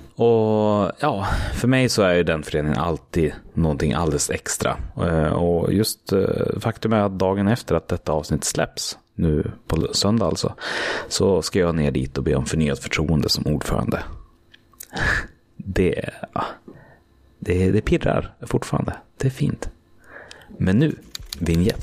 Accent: Hallstahammar, Västmanland, Sweden; jag kommer från Hallstahammar

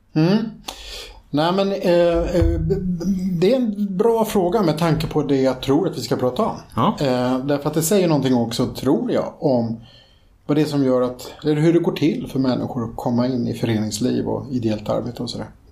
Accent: Stockholm, Stockholm County, Sweden; växte jag upp i en kommun där, eller en, en förort till Stockholm

